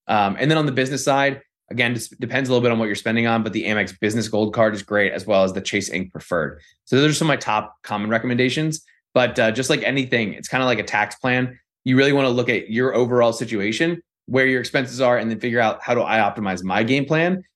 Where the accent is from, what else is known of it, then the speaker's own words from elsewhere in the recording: Northern Virginia, United States; I'm from Northern Virginia